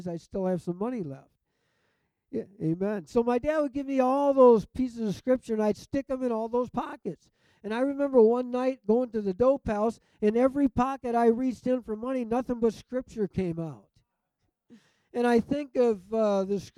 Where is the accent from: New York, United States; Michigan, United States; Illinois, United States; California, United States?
Michigan, United States; Detroit; I grew up in and around Detroit